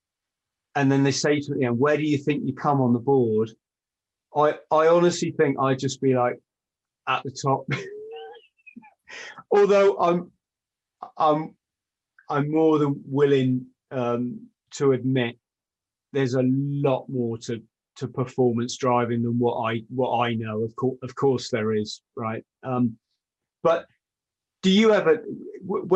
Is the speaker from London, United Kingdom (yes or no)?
no; the Southwest, South West England, United Kingdom; I grew up in the Southwest, like in the sticks